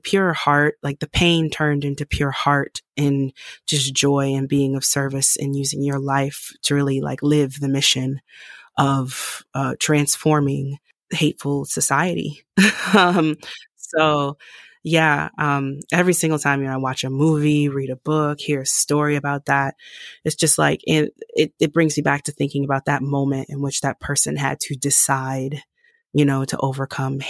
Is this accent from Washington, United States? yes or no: no; Detroit, Michigan, United States; I grew up in Motown, Detroit, Michigan